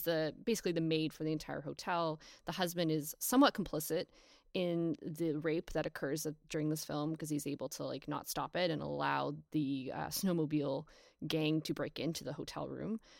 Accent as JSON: {"language": "English", "country": "Canada", "said": "as an English-speaking Canadian"}